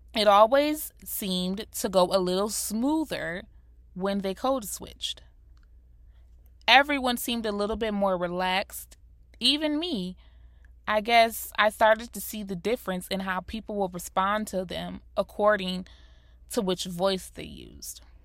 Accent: South Florida, United States; also born or lived in Rochester, New York; My mother moved me and my siblings down to South Florida. I was born and raised in Rochester, New York, so moving to Florida was already a culture shock to me

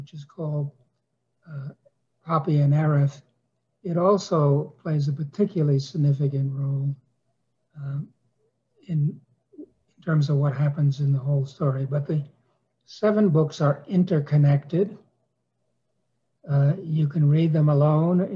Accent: New York City, New York, United States; also born or lived in Wisconsin; I was raised in New York City

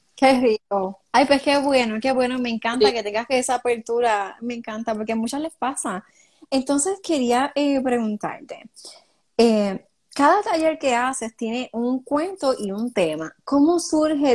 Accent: Cidra, Puerto Rico; yo soy de Sidra

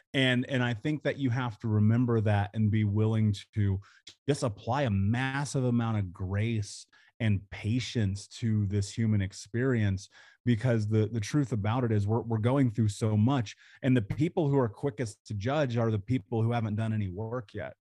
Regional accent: Indianapolis, Indiana, United States; I grew up in Indianapolis

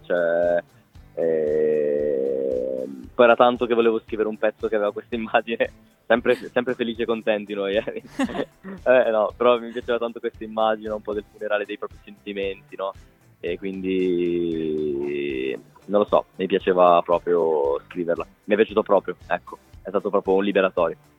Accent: Liguria, Italy; da Ligure

